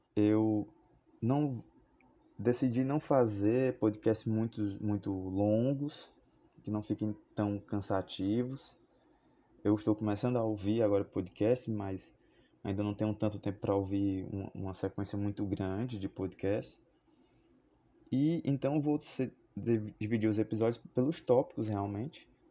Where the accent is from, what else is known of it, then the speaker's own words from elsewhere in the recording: Fortaleza, Ceará, Brazil; Sou de Fortaleza, Ceará